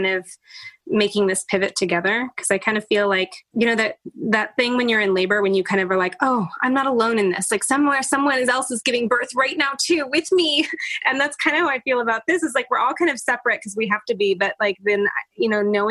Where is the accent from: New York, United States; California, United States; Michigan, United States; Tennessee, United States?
California, United States; Oakland; also born or lived in San Francisco, California; I grew up in Oakland and San Francisco